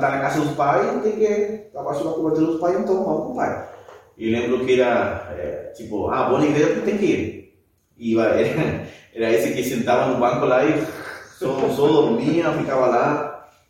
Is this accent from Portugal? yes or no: no; Patagonia, Argentina; Portuguese is a second language; moved away as an adult; also born or lived in Chile; now in Brazil; eu nasci no Chile, mas quando tinha um ano, meus pais foram para a Argentina e aí vivi toda a minha vida. Então, sou tem sangue, portanto, sou sangue chileno, mas me considero mais argentino que chileno. Mas, e agora aqui no Brasil